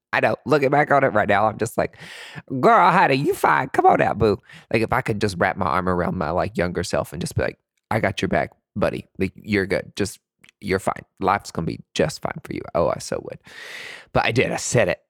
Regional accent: East Tennessee, United States; also born or lived in Nashville, Tennessee; Growing up in East Tennessee, we only had, like, white folks.

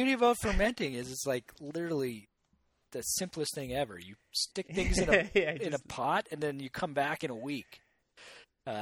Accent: Canada; as a Canadian.

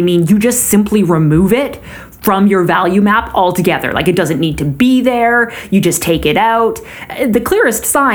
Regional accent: Canada; As a Canadian

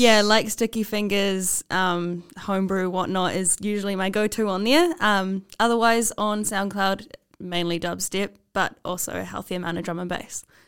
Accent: Taupo, Waikato, New Zealand; moved away; I'm from Taupo, uh, and there's one bar there, Finn's

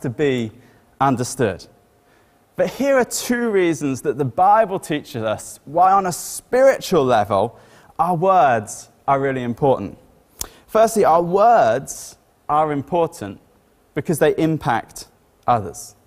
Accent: Ireland; first language English; also born or lived in Great Wilbraham, Cambridgeshire, England; now in Bury St Edmunds, United Kingdom; I grew up in Ireland, so I'd picked up some Irishisms as I was growing up.

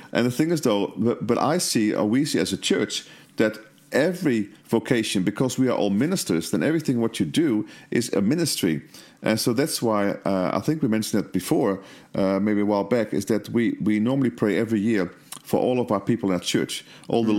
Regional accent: Netherlands; I was brought up in Holland

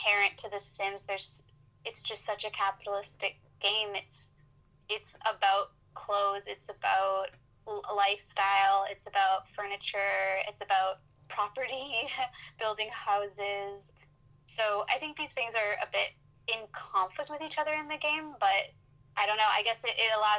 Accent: Vancouver, British Columbia, Canada; I'm from Vancouver

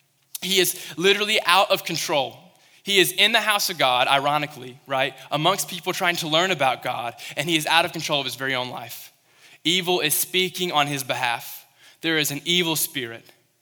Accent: Kentucky, United States; I remember when I was in Western Kentucky, I came from Kentucky

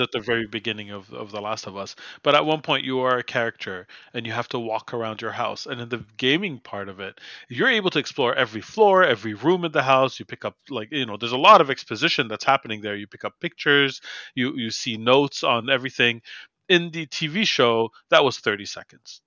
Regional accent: Montreal, Quebec, Canada; my hometown

